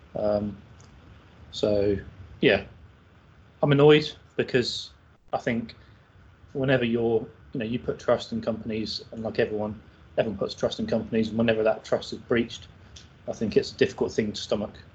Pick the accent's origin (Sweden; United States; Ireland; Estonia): Ireland; I'm Irish